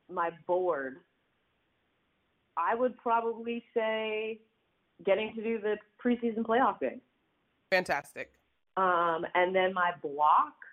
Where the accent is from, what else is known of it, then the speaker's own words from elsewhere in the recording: Canada; now in United States; if anyone knows because I'm from Canada, it's